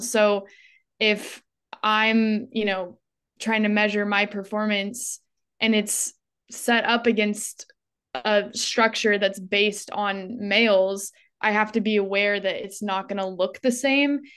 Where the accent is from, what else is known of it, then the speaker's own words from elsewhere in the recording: Northern California, United States; now in Phoenix, United States; I grew up in Northern California in a really rural town, but now I live in Phoenix, Arizona.